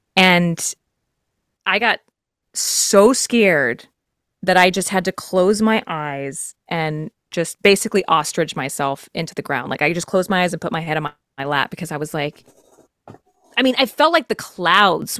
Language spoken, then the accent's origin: English; Texas, United States; I'm from Texas